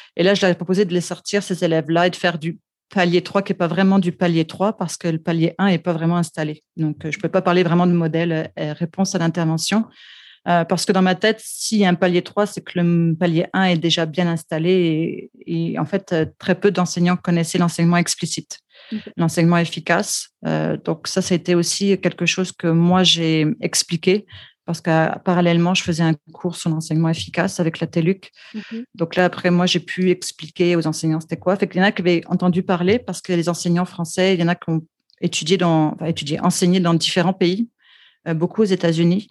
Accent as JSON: {"language": "French", "country": "France", "also_born_or_lived": "Quebec", "accent": "French", "moved": "yes", "lives_now": "Vancouver, Canada", "said": "comme on peut l'entendre dans mon accent, euh, je suis française d'origine"}